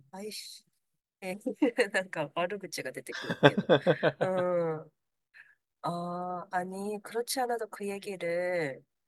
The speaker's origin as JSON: {"language": "Japanese", "country": "Japan", "tie": "born or raised there", "also_born_or_lived": "South Korea", "said": "日本育ち"}